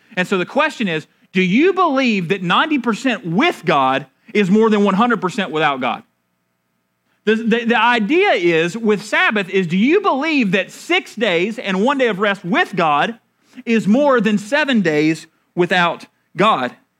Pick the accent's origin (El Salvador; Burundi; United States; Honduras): United States; Marshall, North Carolina; I'm from Marshall, North Carolina